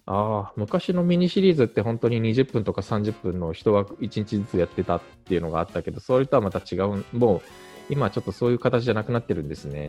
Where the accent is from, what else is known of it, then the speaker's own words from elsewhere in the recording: Japan; also born or lived in South Korea; 日本生まれ、韓国在住経験あり